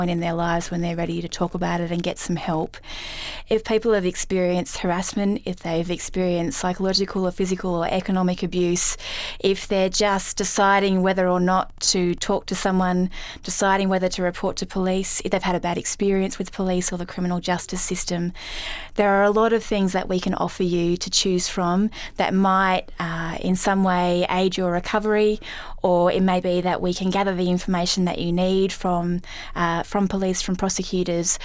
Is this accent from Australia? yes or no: yes; Canberra, Australian Capital Territory, Australia; moved away as an adult; now in Gundaroo, Australia; I was born and bred in Canberra